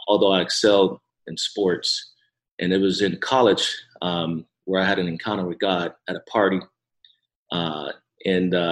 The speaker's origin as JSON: {"language": "English", "area": "right outside of Detroit", "region": "Michigan", "country": "United States", "tie": "born or raised there", "said": "I'm originally from Michigan, and so I grew up right outside of Detroit."}